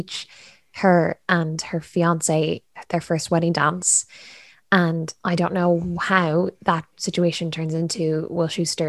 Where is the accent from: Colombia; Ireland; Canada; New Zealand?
Ireland